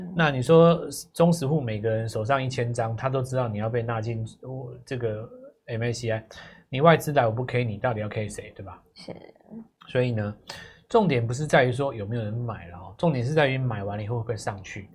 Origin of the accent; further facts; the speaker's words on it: Taiwan; 我台湾人